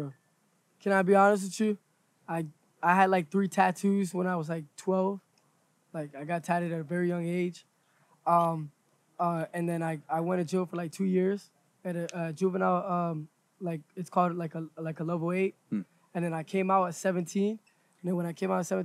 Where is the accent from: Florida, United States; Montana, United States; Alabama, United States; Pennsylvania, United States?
Florida, United States; we're from Florida.